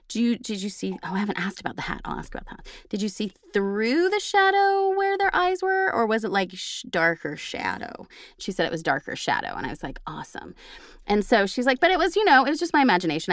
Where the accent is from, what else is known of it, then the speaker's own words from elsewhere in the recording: Oklahoma, United States; now in Texas, United States; I'm from Oklahoma and I chose Texas for now.